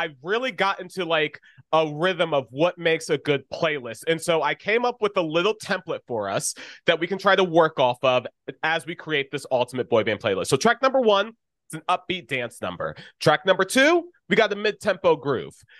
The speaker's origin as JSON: {"language": "English", "town": "Orlando", "region": "Florida", "country": "United States", "tie": "born or raised there", "said": "Speaking from Orlando"}